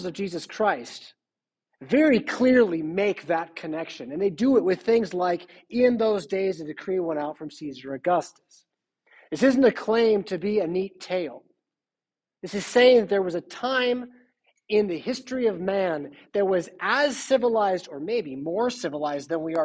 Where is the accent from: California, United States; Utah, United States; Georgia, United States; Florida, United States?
California, United States; now in Rockford, United States; I'm from California, so we go down to places, I guess. I don't know how I grew up saying going down